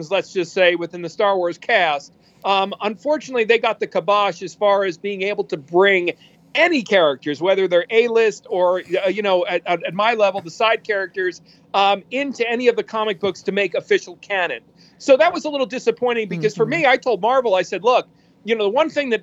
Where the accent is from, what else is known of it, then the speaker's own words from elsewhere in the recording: New York, United States; now in Los Angeles, United States; I grew up in New York